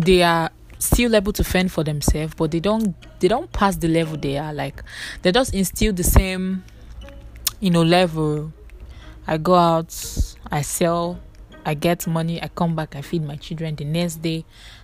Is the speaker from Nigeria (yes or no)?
yes; Nigeria; I'm a Nigerian